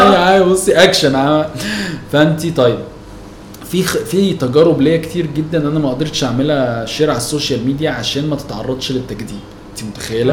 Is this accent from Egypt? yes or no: yes; Egypt; انا مصري قوي يعني عايش في مصر بحب مصر مرتبط بالشارع اللي انا متربي فيه